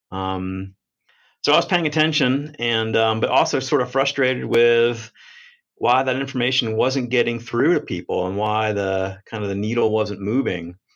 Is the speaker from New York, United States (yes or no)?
no; New Jersey, United States; also born or lived in Colorado / Washington; Um, originally, I'm from New Jersey, went to schools in Colorado and Washington State, and moved around a lot.